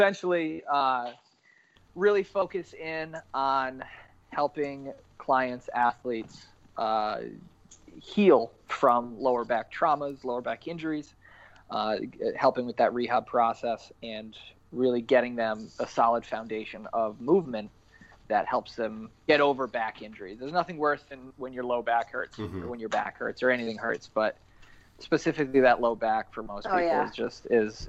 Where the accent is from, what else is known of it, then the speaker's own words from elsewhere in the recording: South Kingstown, Rhode Island, United States; also born or lived in Bristol Warren area, Rhode Island; I'm from originally South Kingstown, Rhode Island.